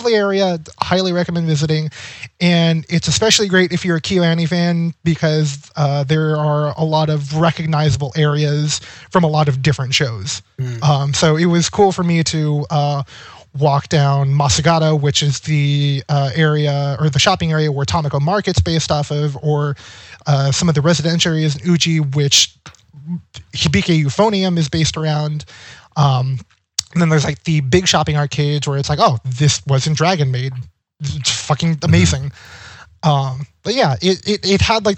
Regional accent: Monterey, California, United States; Growing up in California has a lot of, like, spread out cities.

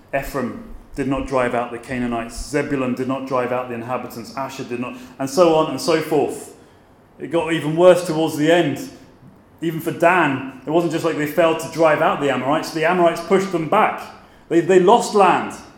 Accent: Brighton, South East England, United Kingdom; moved away as an adult; also born or lived in Aberdeen / Glasgow; now in Belfast, United Kingdom; I'm from Brighton or near Brighton in Sussex, in the south of England. Um, I left there aged 18

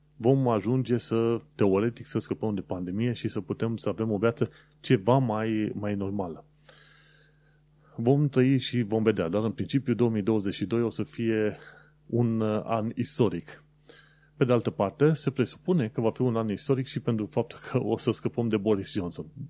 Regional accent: Romania; moved away as an adult; now in United Kingdom; Eu am plecat din România

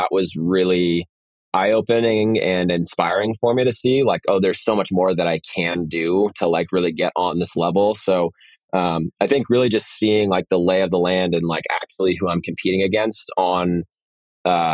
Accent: San Francisco, California, United States; I grew up in San Francisco

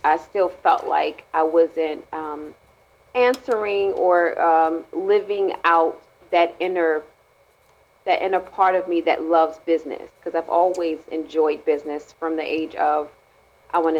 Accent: Maryland, United States; I'm from Maryland

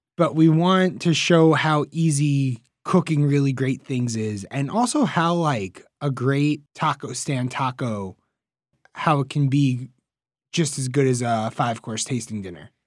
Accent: New York City, New York, United States; I'm from Queens, New York

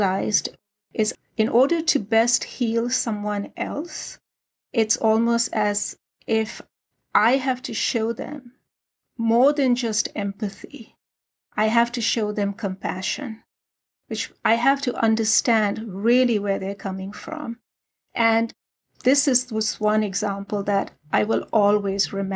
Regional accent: Karachi, Sindh, Pakistan; moved away as an adult; now in United States; I was born and raised in Karachi, Pakistan

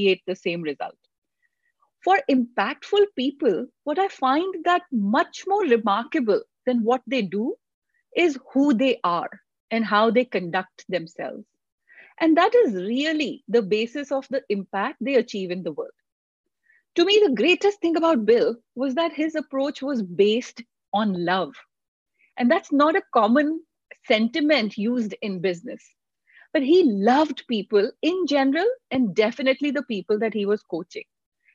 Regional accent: Delhi, India; moved away as an adult; also born or lived in Pilani, India; now in United States; I grew up in India, in Delhi, in a loving family.

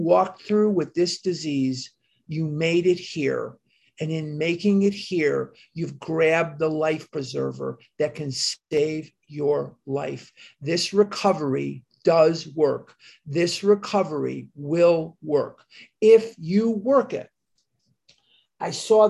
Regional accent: Chicago, Illinois, United States; I'm born and raised in Chicago

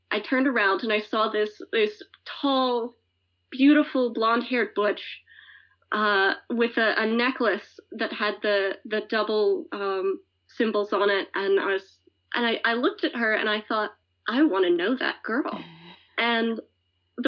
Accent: Alabama, United States; moved away as an adult; now in North Bennington, United States; I grew up mostly in Alabama

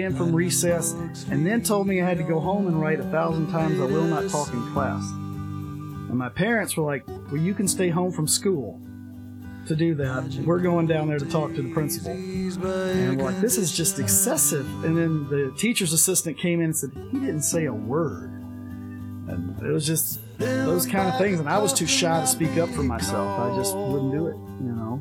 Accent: Mississippi, United States; where I played Little League growing up in Mississippi

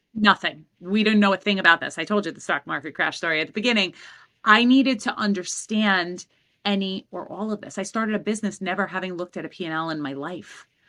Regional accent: New York City, New York, United States; I grew up in Queens

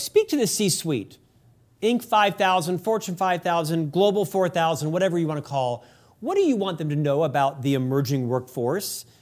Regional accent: United States; as an American

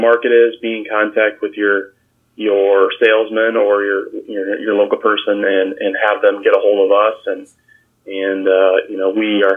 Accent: Fisher, Illinois, United States; my hometown is Fisher, Illinois, about 45 minutes here from Bloomington, Normal, Illinois

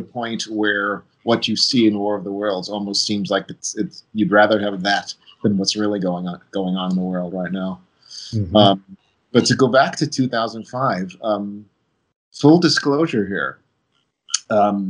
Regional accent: New York, United States; moved away; being a New Yorker, and when I was at university, I was in sight of the Twin Towers every single day

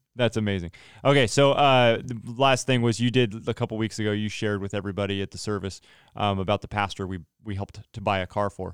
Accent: Central Valley, California, United States; moved away; I'm from the Central Valley.

